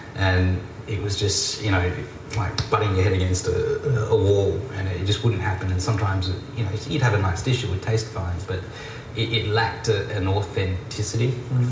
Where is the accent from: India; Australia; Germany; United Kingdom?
Australia; moved away; also born or lived in Japan; one Australian being myself